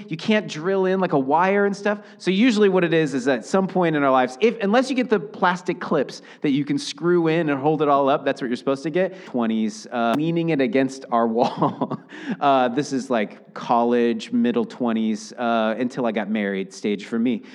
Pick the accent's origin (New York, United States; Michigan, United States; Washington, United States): Washington, United States; Seattle; now in Portland, United States; I grew up in Seattle.